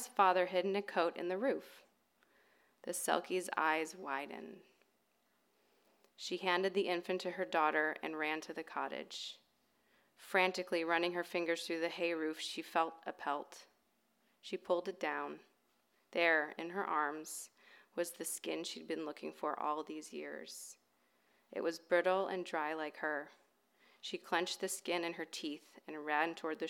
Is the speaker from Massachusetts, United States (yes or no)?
no; Ohio, United States; moved away as an adult; now in California, United States; I grew up in Ohio